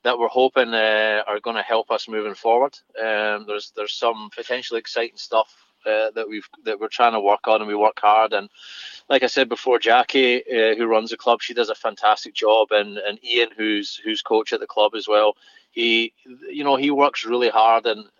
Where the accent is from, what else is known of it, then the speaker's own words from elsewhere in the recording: Fife, Scotland, United Kingdom; my hometown team in Fife.